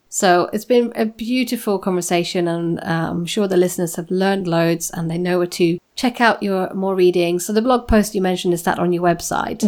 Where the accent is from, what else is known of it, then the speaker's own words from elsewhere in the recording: Sweden; moved away; I'm, I'm Nordic. I come from Sweden